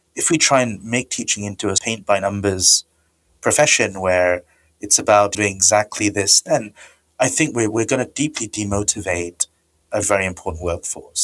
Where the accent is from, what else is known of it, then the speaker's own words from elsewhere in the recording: India; moved away; I come from India originally